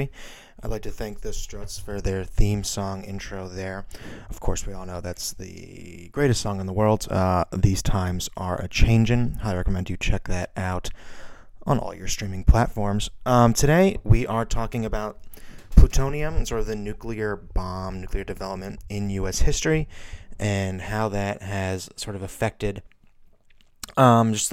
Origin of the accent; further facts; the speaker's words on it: Missoula, Montana, United States; growing up in Missoula, Montana